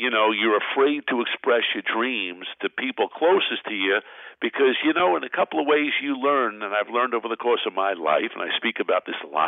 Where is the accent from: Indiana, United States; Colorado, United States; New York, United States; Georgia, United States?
New York, United States; New York City; I was born in Brooklyn, New York